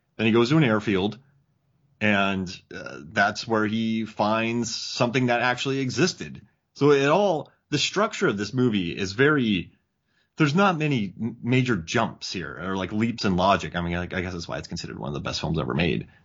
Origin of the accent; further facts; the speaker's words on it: Milwaukee, Wisconsin, United States; Milwaukee. That's where I was born.